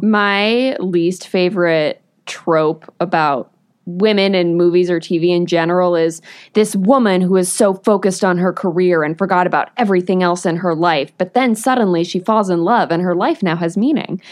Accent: New England, United States; I grew up in New England when all of this stuff was coming out

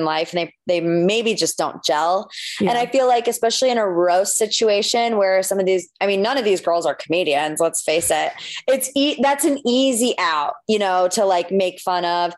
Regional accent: Ohio, United States

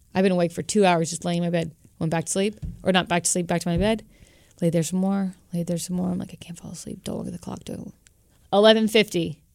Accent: Florida, United States; I grew up in Florida.

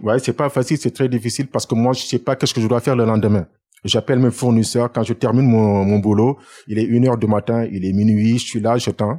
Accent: Dakar, Senegal; moved away as an adult; now in France; Je suis né à Dakar et j'ai fait mes études à Dakar.

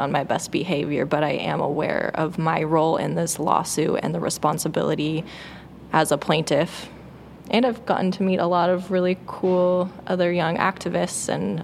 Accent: Bend, Oregon, United States; my hometown of Bend

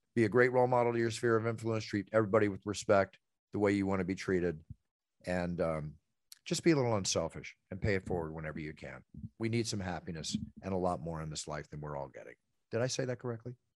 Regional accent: Dallas, Texas, United States; moved away; I grew up partially in Texas

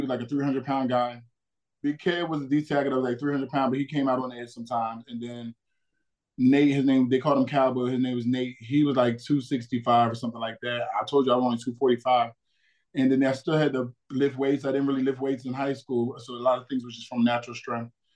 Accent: New Jersey, United States; moved away as an adult; I grew up in South Jersey, so I was an Eagles fan

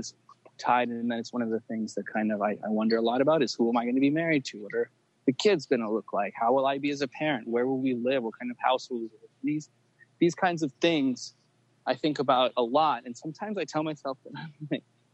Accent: Los Angeles, California, United States; I was born in LA.

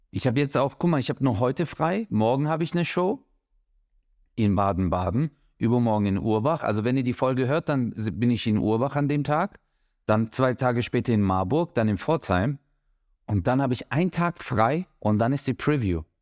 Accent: Turkey; ich bin Türke

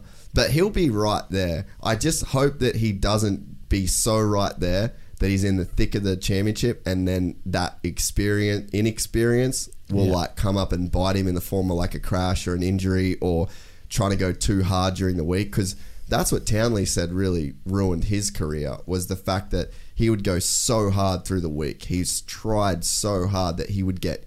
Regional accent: Australia; as an Australian

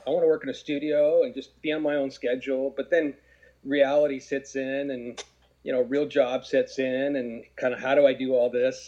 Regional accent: Garden Grove, California, United States; I grew up in Garden Grove

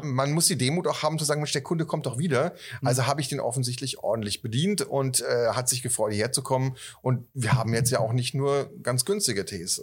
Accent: Northern Germany, Germany; moved away; also born or lived in Franconia; ich bin ja Norddeutscher

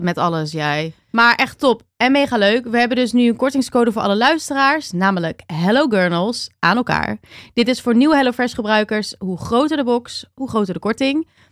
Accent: Bergen, Netherlands; moved away; Bergen, waar ik vandaan kwam, kom

